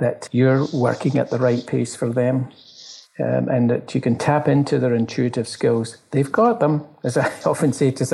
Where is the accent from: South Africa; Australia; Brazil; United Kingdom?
United Kingdom; Glasgow, Scotland; now in Toronto, Canada; I live in Toronto, I come from Glasgow